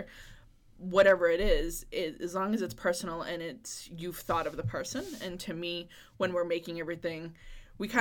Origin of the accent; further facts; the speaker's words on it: Plaistow, New Hampshire, United States; my hometown of Plastow